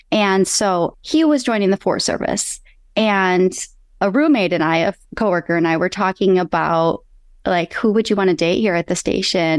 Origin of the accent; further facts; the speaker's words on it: Michigan, United States; now in California, United States; I'm originally from Michigan. I live in California now